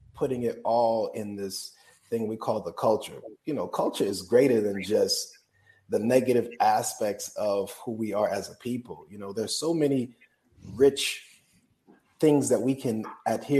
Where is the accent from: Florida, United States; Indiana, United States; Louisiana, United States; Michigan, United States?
Florida, United States; Opa-locka; I grew up in Opa-locka where you didn't really have a choice